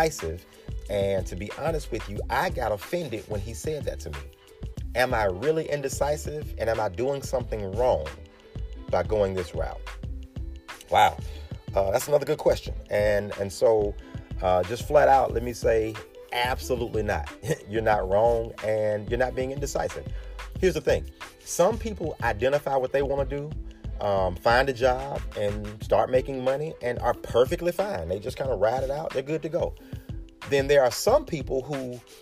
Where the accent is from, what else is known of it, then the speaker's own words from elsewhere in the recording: Birmingham, Alabama, United States; my hometown, good old Birmingham, Alabama